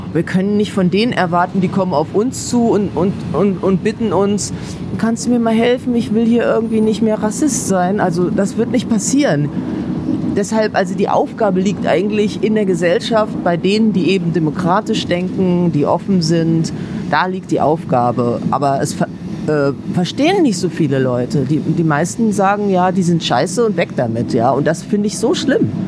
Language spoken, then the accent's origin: German; Kassel, Hesse, Germany; now in Berlin, Germany; Das war in Kassel, in meiner Heimatstadt